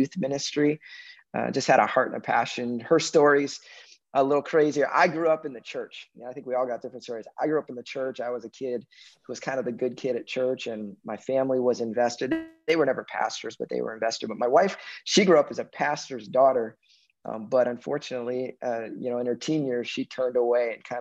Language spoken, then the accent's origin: English; Chicago, Illinois, United States; also born or lived in North Carolina; now in Minnesota, United States; I'm a Chicago boy. I live in Minnesota, but I'm a Chicago boy. That's where I grew up. I was born in North Carolina, but moved to Chicago when I was like three.